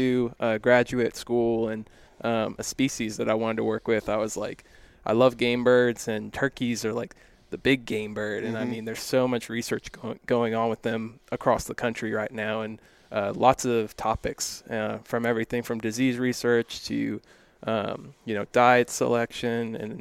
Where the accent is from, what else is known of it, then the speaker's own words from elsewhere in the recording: Texas, United States; I'm born and raised in Texas